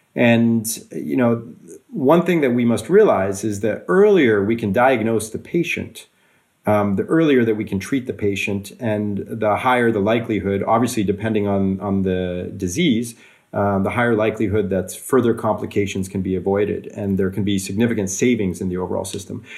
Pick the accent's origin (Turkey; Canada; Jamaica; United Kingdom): Canada; also born or lived in Switzerland / Russia / Australia / California; now in Norway; I also grew up in, in Canada.